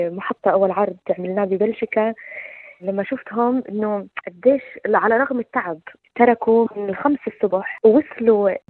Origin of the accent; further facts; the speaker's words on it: Syria; انا سوري فرحت يعني شوي بالمسرحيه